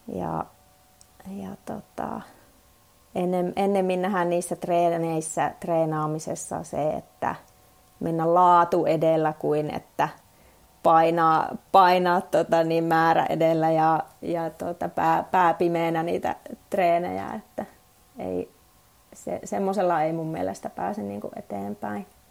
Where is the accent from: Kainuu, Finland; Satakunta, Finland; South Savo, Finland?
Kainuu, Finland; Suomussalmi; moved away; mä oon itse Suomussalmelta lähtöisin, lapsuuteni siellä asunut